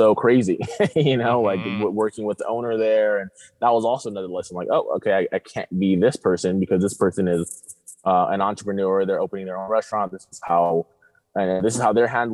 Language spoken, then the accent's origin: English; Riverside, California, United States; also born or lived in Tijuana, Mexico / Rosarito, Mexico; now in San Diego, United States; I'm from Riverside